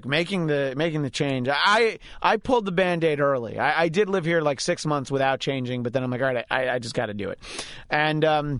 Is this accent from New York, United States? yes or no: yes; New York, United States; now in California, United States; the county over from where I grew up in New York State, you had to do it, but in my county you didn't have to get the emissions test.